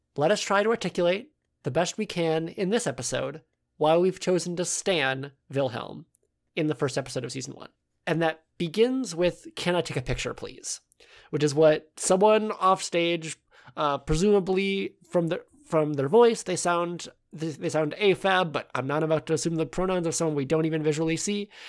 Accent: United States; accent: American; if you couldn't tell from our accents, we are American

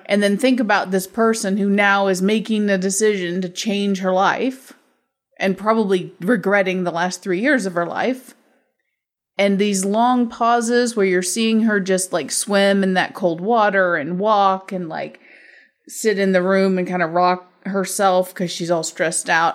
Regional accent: Midwest, United States; in my life growing up in the Midwest

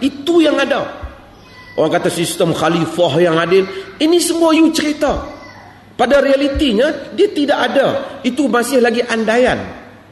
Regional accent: Malaysia; saya daripada Malaysia

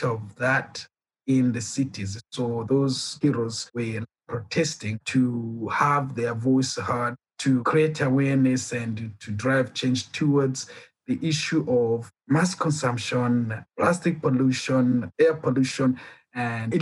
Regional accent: Kenya; moved away as an adult; also born or lived in Burundi / Rwanda; now in South Africa; Mainly they are Swahili because I grew up in Kenya

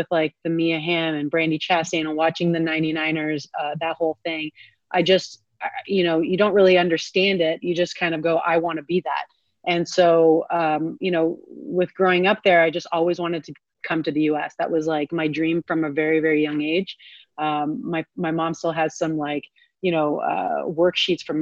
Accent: Canada; growing up in Canada

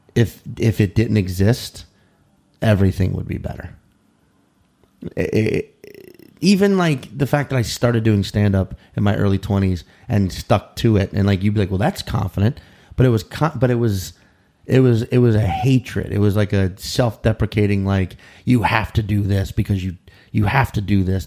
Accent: New Orleans, Louisiana, United States; now in New York City, United States; I'm from New Orleans, but my parents moved us to the suburbs, you know, and, and which only half an hour outside the city

